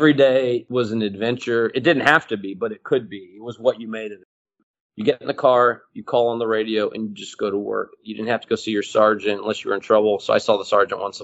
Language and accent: English; Houston, Texas, United States; moved away as an adult; now in New York City, United States; Houston, which is my hometown.